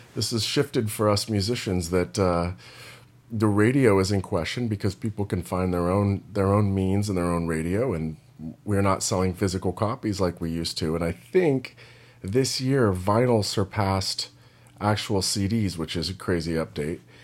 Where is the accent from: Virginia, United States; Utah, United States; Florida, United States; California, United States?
California, United States; Monterey Bay Area; moved away; I'm from the Monterey Bay Area.